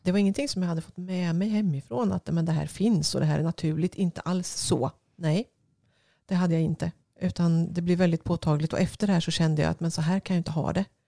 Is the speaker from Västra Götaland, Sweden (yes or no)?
no; Östergötland, Sweden; jag är en kvinna från Östergötland